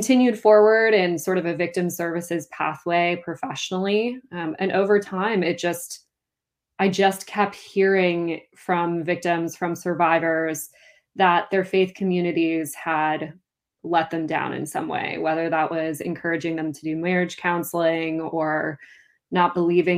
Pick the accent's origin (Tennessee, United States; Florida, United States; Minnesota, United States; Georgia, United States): Minnesota, United States; Duluth; now in south of the Twin Cities, Minnesota, United States; my hometown of Duluth